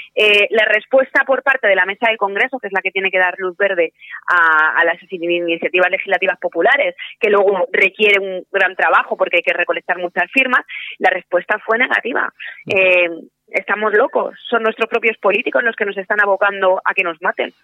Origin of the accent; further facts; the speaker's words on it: Spain; mi propio país